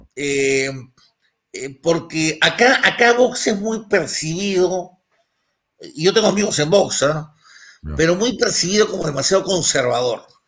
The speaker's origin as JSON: {"language": "Spanish", "region": "Lima", "country": "Peru", "said": "yo soy el limeño"}